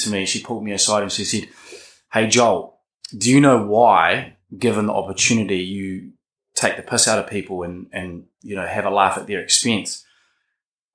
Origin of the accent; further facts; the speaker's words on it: Wellington, New Zealand; grew up in Island Bay, the south coast there